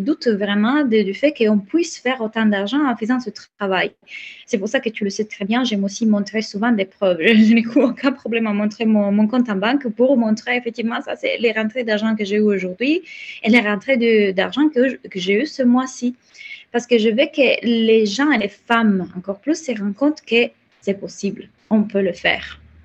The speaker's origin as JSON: {"language": "French", "country": "Italy", "accent": "Italian", "second_language": "French", "moved": "yes", "said": "j'ai un accent, donc je suis italienne"}